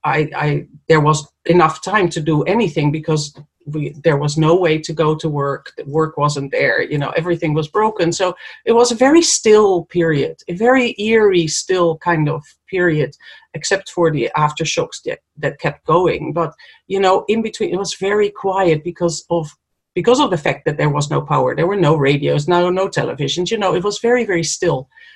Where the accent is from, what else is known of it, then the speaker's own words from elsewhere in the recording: Netherlands; moved away as an adult; now in New Zealand; so I moved from Holland to New Zealand for a better place on earth, to live in a better place or more beautiful place, a place with more space. I escaped Europe, basically